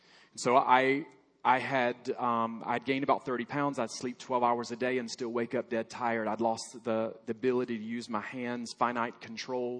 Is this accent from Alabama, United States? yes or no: yes; Alabama, United States; moved away; I grew up in Alabama, proud member of Alabama